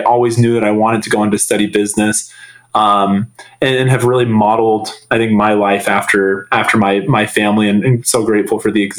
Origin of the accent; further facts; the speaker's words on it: Salt Lake City, Utah, United States; So I grew up in Salt Lake City, from the age of 12 on. Previous to that, my family had moved around a lot, growing up, but Salt Lake City was always home.